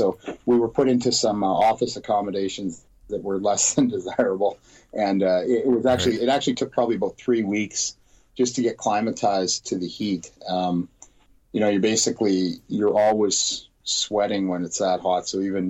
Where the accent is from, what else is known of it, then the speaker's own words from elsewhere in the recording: Canada; as a Canadian police officer, all police officers that are selected for deployment go through the Royal Canadian Mounted Police.